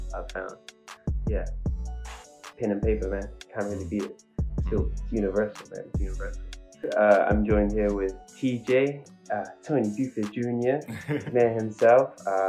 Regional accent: Auckland, New Zealand; born and raised in Central Auckland. I would call myself, a mixed medium artist, probably. I think that's a good way to mixed race, mixed medium.

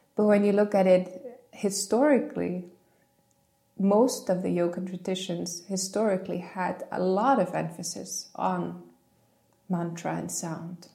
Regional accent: Iceland; growing up in Iceland

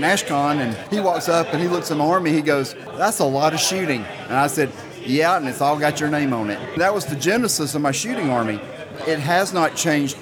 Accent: Birmingham, Alabama, United States; I'm from Birmingham.

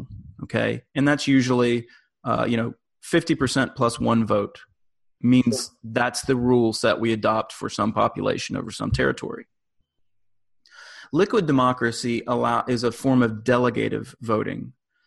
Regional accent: United States; I am an American living in the US

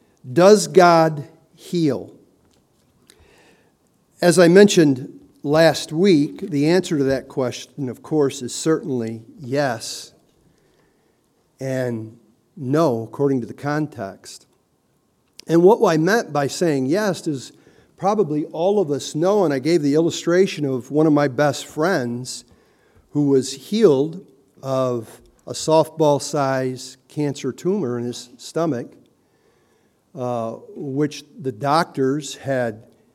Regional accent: Hazel Park, Michigan, United States; I grew up in Hazel Park, And it was a pretty vibrant community, that little 2-mile-square city.

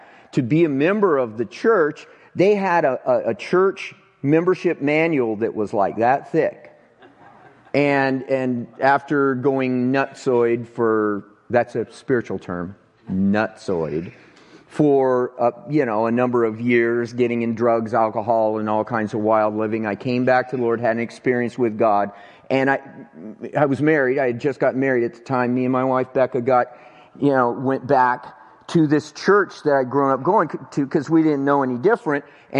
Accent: Avondale, United States; It was here in this town. And I grew up right here in Avondale.

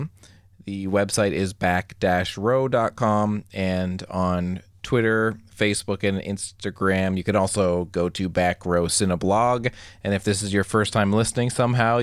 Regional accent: Canada; as a Canadian

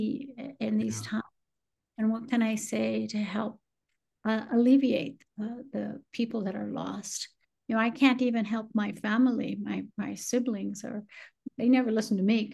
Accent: Chicago, Illinois, United States; moved away; also born or lived in San Antonio, Texas; I grew up in Chicago.

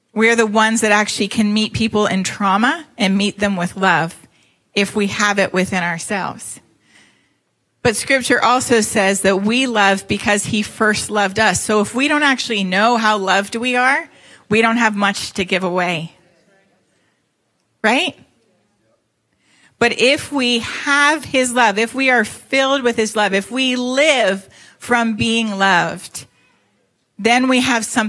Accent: Toronto, Ontario, Canada; moved away; I was born in Toronto, Canada. And so I'm not from here. That's why I don't have your dulcet five. The Southern Five.

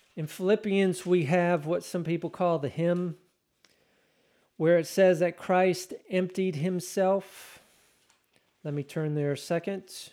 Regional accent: Texas, United States; I'm Texan.

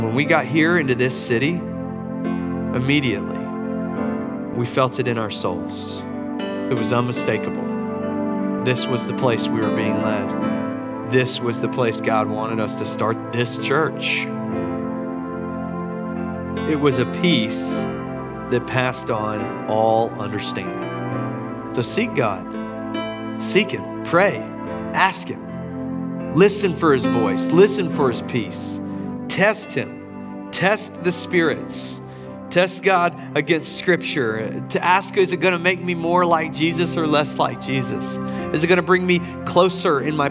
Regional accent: Charleston, South Carolina, United States; downtown Charleston in my hometown

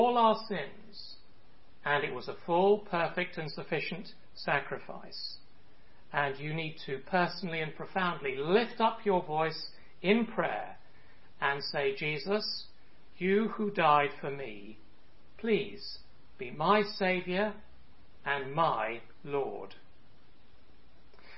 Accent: United Kingdom; moved away; my home country, the UK

